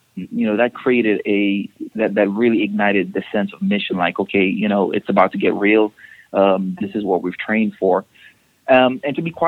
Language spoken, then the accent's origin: English; Dominica; now in United States; I am originally from the Caribbean. I'm from Dominica, not to be confused with Dominican Republic. And I came up to the United States in 1999